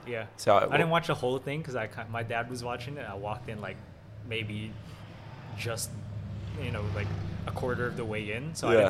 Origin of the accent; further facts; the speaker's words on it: Philippines; moved away; One of my classmates had it in the Philippines when I was in grade 5.